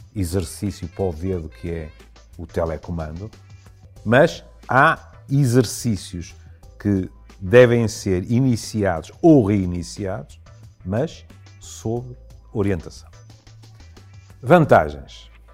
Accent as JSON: {"language": "Portuguese", "town": "Porto", "region": "Norte", "country": "Portugal", "said": "como tripeiro"}